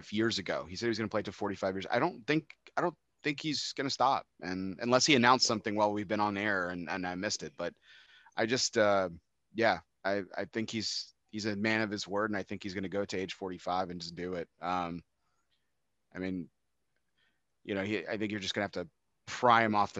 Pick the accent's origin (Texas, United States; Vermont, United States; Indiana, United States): Texas, United States; I grew up in Texas